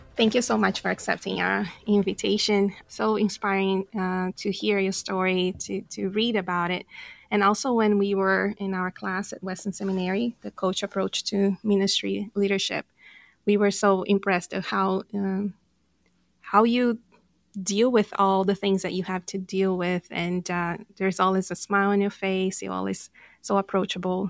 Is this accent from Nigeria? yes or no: no; Brazil; English is a second language; moved away; I'm from Brazil